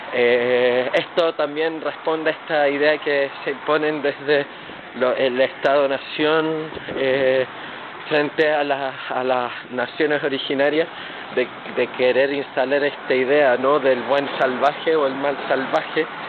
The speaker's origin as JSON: {"language": "Spanish", "country": "Chile", "said": "soy chileno, mestizo"}